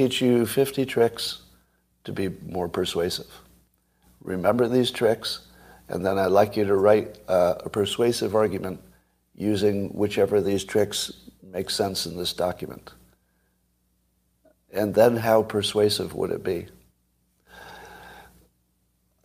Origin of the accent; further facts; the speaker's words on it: United States; when I grew up in America